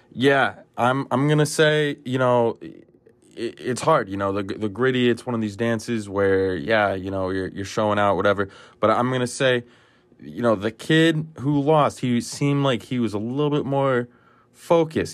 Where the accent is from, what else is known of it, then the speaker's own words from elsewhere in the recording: United States; I'm from the United States of America